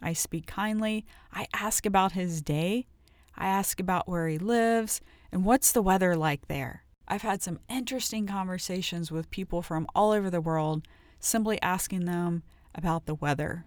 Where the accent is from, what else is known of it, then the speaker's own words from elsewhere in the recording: Ohio, United States; I grew up in Ohio